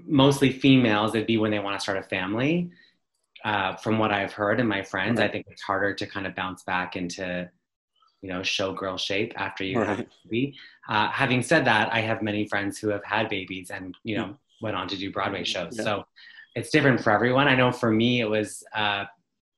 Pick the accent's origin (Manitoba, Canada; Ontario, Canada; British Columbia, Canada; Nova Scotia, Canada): Ontario, Canada; Ottawa; I'm from Ottawa, Ontario, in Canada.